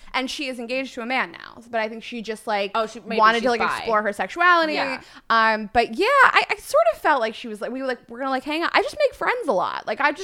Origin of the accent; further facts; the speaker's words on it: Pittsburgh, Pennsylvania, United States; I grew up in Pittsburgh.